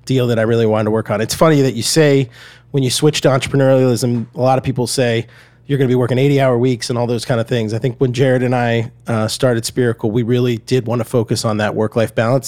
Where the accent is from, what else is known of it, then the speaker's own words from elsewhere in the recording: Atlanta, Georgia, United States; moved away as an adult; also born or lived in Red Bank, New Jersey / Boston / Evanston, Illinois; So I grew up in Atlanta, Georgia. Uh, I was actually born in New Jersey, uh, Red Bank, New Jersey, but it was only there about eight months and, uh, went to Atlanta.